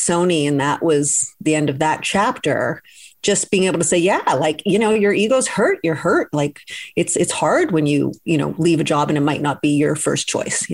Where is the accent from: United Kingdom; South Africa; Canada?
Canada; Toronto, Ontario; moved away as an adult; also born or lived in Vancouver; I was coming from Vancouver, grew up in Toronto, but had lived in Vancouver for a while